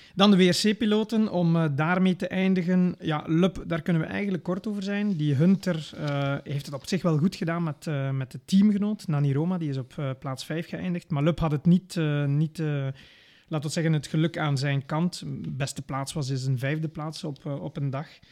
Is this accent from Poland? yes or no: no; Belgium